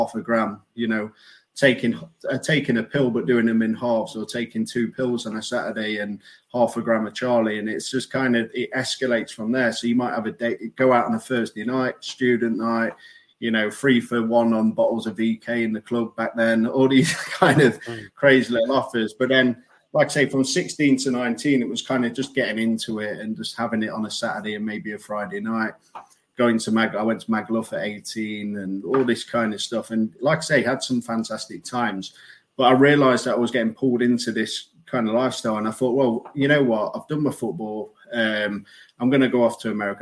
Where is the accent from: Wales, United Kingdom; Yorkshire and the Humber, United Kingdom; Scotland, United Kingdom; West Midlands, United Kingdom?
Yorkshire and the Humber, United Kingdom; Sheffield; growing up, I had a great childhood. I've got four brothers. You know, I'm from Sheffield